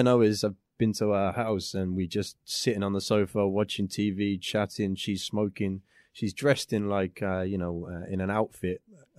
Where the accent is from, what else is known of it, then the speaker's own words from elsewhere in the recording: England, United Kingdom; England, yeah.